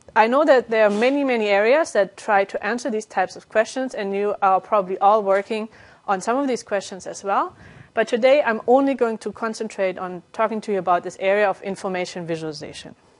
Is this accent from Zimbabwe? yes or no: no; Germany; moved away as an adult; also born or lived in Calgary, Canada / Netherlands; now in France; I'm originally from Germany, and I got my degree there